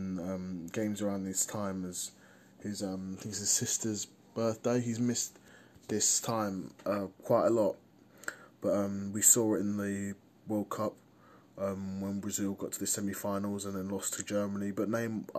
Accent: England, United Kingdom; as an English person

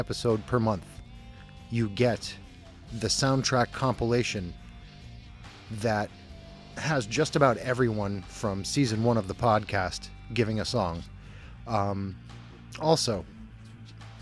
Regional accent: Scranton, Pennsylvania, United States; my hometown

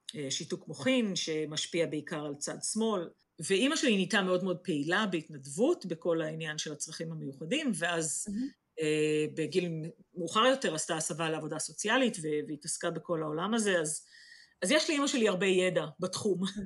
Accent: Israel; moved away as an adult; now in England, United Kingdom

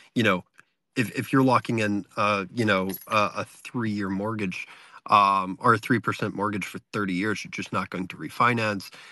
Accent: South Carolina, United States; moved away as an adult; now in Canada; born and raised in South Carolina

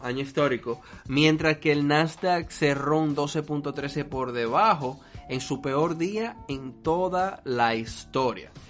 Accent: Dominican Republic; en mi país

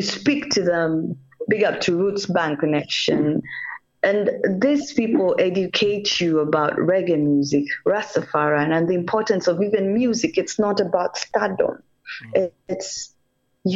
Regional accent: Kenya; English is a second language; I'm a Kenyan because my parents intermarried

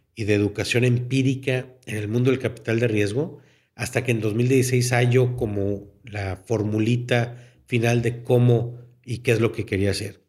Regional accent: Mexico; Somos mexicanos.

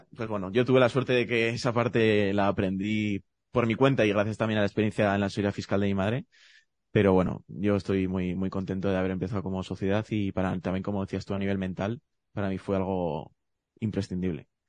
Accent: Zaragoza, Aragon, Spain; yo soy de Zaragoza

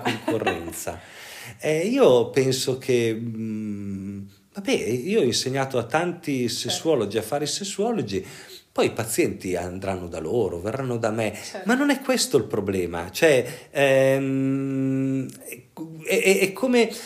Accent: Pavia, Lombardy, Italy; io sono originario di Pavia e, e, io eh, lavoravo a Radio Pavia

